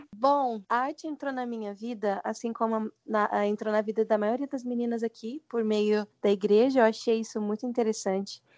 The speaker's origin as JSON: {"language": "Portuguese", "region": "Goiás", "country": "Brazil", "said": "Eu sou goiana"}